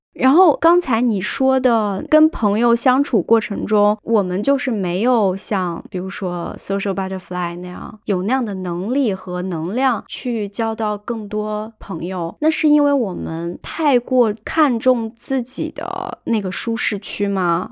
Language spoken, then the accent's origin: Chinese; China; 我们中国人看的话，就觉得。你就直奔主题呗，你何必呢？